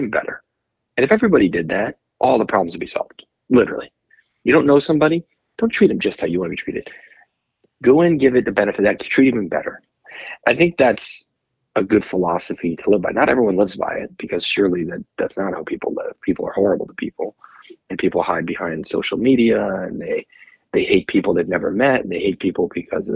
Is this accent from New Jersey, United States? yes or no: yes; New Jersey, United States; moved away as an adult; also born or lived in Morristown, New Jersey / Manhattan, New York; now in West Coast, United States; Growing up in New Jersey, I went to NYU film school.